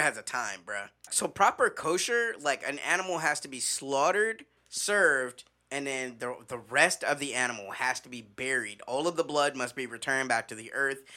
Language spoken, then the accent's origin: English; Midwest, United States; when I was growing up in the Midwest